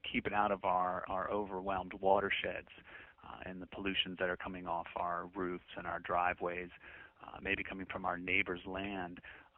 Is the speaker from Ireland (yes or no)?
no; England, United Kingdom; I've got southern roots. Our family's from North Carolina and points south. As a young boy, when I grew up in England, I certainly did sound English, but I think the Southern's a little bit stronger in me.